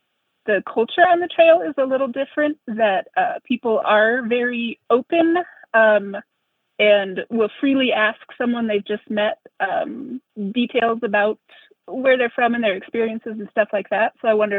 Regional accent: Wyoming, United States; also born or lived in Nebraska; I was born in Nebraska, but I did grow up in Wyoming, yes.

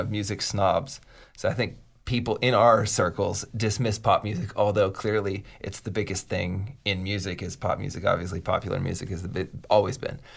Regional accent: Pittsburgh, Pennsylvania, United States; moved away; I'm from Pittsburgh originally

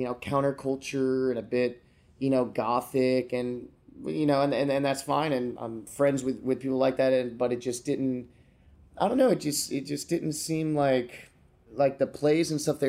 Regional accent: Florida, United States; also born or lived in Pennsylvania / Georgia / Delaware / New Jersey; Yeah, I was born in Pennsylvania, mm-hmm. moved to Georgia for a couple of years, then I moved to Delaware, then I moved to South Jersey, and then I moved to Florida.

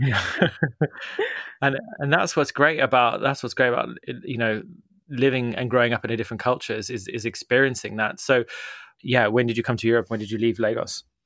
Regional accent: Zimbabwe; now in United Kingdom; I grew up in Zimbabwe

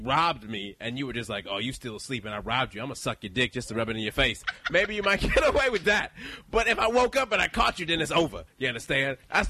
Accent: Texas, United States; I'm from Texas

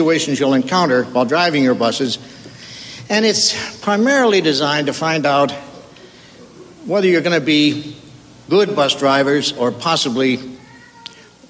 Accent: Chicago, Illinois, United States; I grew up in Chicago, and the area of town I grew up in was at the end of the bus line

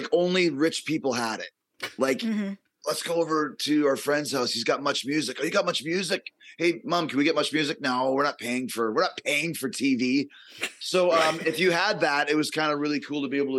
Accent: Winnipeg, Manitoba, Canada; I grew up in Canada, Winnipeg, Canada

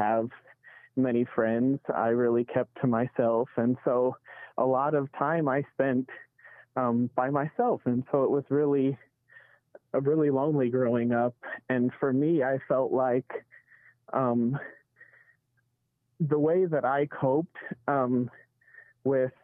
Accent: Provo, Utah, United States; I grew up in Provo

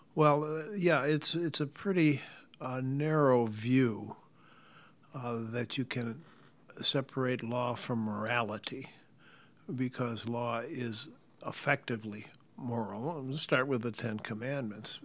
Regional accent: United States; we, as American citizen disciples

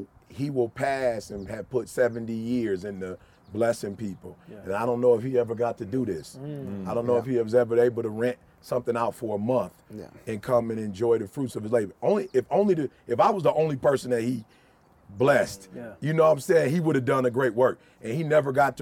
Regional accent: United States; also born or lived in Chicago, Illinois / Detroit, Michigan; I'm from Chicago and Detroit

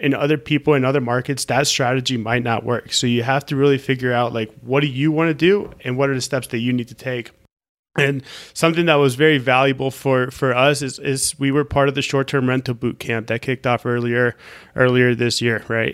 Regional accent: Orlando, Florida, United States; moved away; also born or lived in Colombia; I'm from Orlando

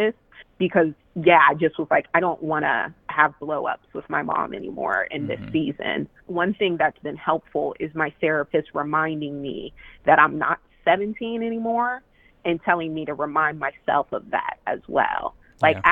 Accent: Middletown, Delaware, United States; my hometown of Middletown, Delaware

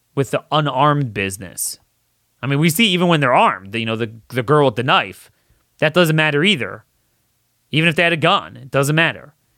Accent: Baltimore, Maryland, United States; I'm from the Baltimore area

